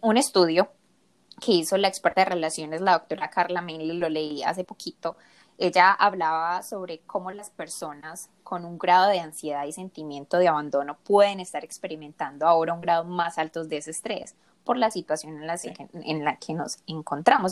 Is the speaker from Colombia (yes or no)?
yes; Medellín, Antioquia, Colombia; moved away as an adult; also born or lived in South Korea; now in Michigan, United States; soy de Medellín, orgullosamente colombiana